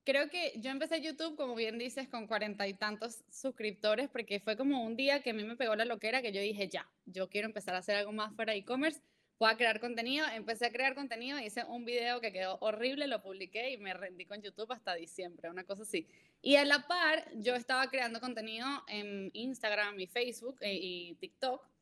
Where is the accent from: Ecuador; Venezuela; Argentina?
Venezuela; born there; moved away; also born or lived in Mexico; nací en Venezuela, eh, llevo mucho tiempo viviendo fuera de Venezuela. Viví en México siete años